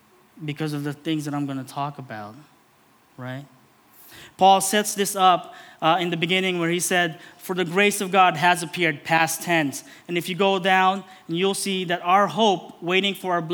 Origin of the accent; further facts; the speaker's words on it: Philippines; as a Filipino man, a brown man